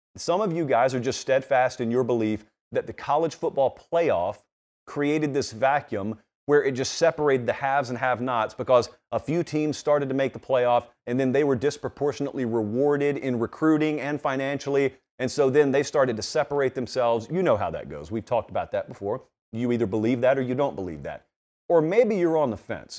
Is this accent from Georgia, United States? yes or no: yes; Georgia, United States; growing up in Georgia